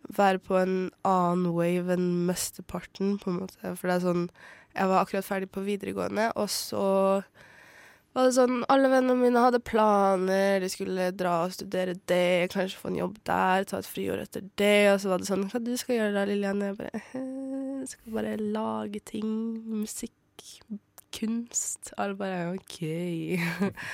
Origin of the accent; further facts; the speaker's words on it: Bardu, Troms, Norway; now in Oslo, Norway; jeg vokste opp i Bardu, en, på en bitte, bitte liten plass og langt oppe i skogen